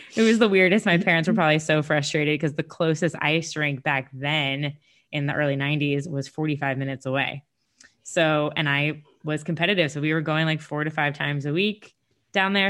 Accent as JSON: {"language": "English", "town": "Sarasota", "region": "Florida", "country": "United States", "tie": "born or raised there", "said": "I'm from Sarasota, Florida"}